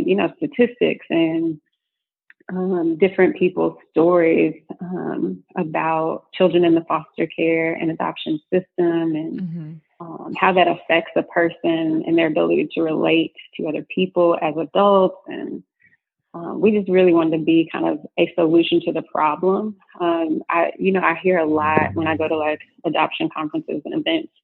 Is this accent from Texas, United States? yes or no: yes; Austin, Texas, United States; I grew up in Austin, Texas, in your basic blackity-black family.